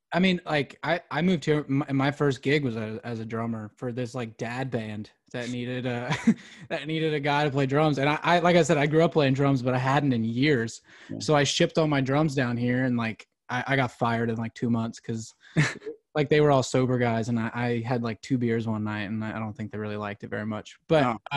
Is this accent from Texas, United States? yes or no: no; Philadelphia, Pennsylvania, United States; moved away as an adult; now in Nashville, United States; I grew up outside Philadelphia